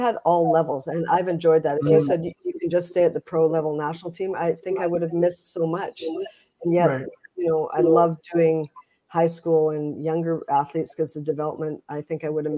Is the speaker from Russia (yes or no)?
no; Princeton, British Columbia, Canada; myself growing up in Princeton, my basketball and the outdoor court